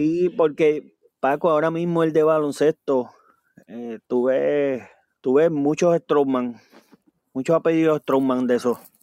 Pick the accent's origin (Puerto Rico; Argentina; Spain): Puerto Rico; nosotros como puertorriqueños